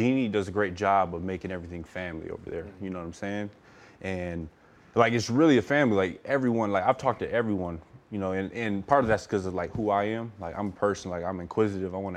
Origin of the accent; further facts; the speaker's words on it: Flint, Michigan, United States; moved away as an adult; also born or lived in Utah / Los Angeles; I'm from Flint, Michigan. Super small town